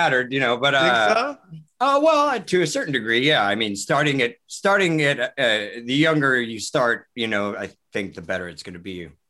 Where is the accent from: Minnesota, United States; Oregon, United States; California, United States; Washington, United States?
Washington, United States; Kirkland; also born or lived in Seattle, Washington; I was born at a hospital in Seattle, Virginia Mason, but then I grew up in Kirkland, which is like 11 minutes outside of downtown.